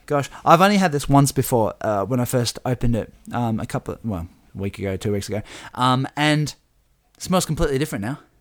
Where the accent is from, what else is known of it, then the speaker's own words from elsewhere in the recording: Burnie, Tasmania, Australia; We're from Burnie